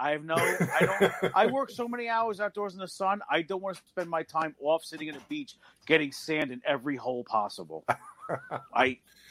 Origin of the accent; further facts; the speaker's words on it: New York City, New York, United States; I grew up in Queens